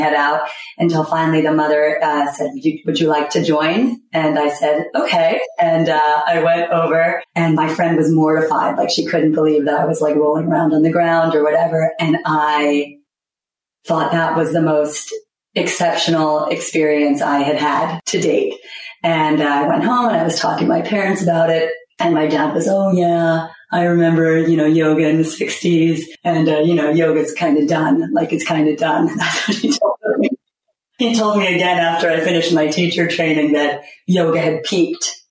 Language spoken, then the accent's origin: English; New York City, New York, United States; I was raised in Manhattan, so it's a wonderful cultural melting pot.